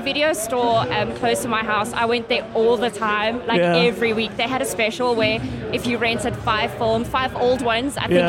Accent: Pretoria, Gauteng, South Africa; I grew up in Pretoria and I went to an all-girls school in Pretoria.

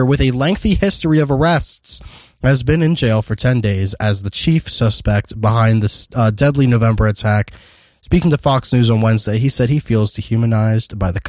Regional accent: Ireland; Just because I'm fucking Irish.

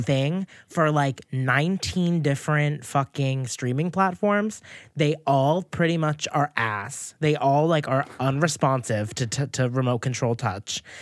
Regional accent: right outside of Boston, Massachusetts, United States; Mass, right outside of Boston

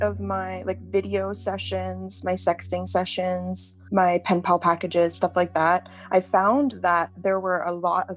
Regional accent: Calgary, Alberta, Canada; I'm from Calgary, Alberta

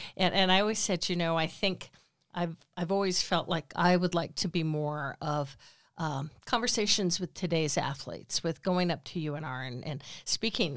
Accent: Sparks, Nevada, United States; also born or lived in Bay Area, California; I grew up here in Sparks. I've lived in Sparks actually fifty-eight out of my sixty-eight years.

